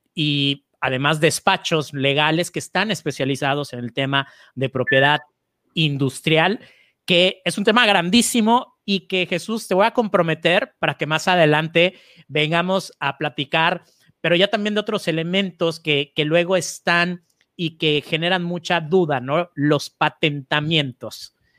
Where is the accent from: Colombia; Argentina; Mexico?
Mexico; en mi país, en México